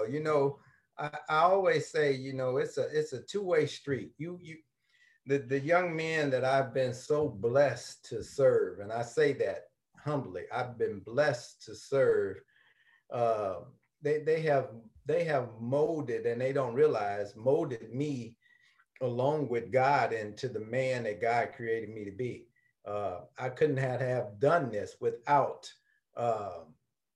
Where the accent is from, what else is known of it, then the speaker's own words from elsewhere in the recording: St. Louis, Missouri, United States; I'm from Northside. I'm from North St. Louis in O'Fallon Park area. Matter of fact, I grew up across the street from O'Fallon Park on Cary Avenue